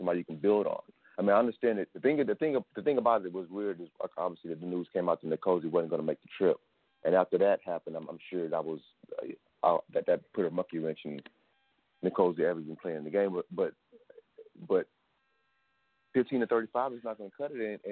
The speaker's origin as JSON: {"language": "English", "town": "Nashville", "region": "Tennessee", "country": "United States", "moved": "yes", "said": "I'm from Nashville originally"}